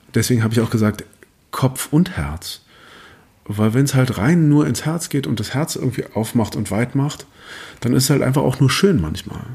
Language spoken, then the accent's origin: German; Germany; als, als Deutscher